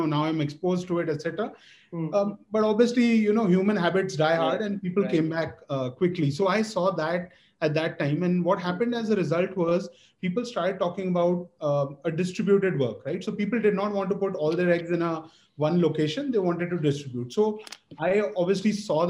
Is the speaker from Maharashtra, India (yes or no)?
no; Delhi, India; moved away as an adult; also born or lived in Kansas / Ithaca, New York / New York City; born and raised in Delhi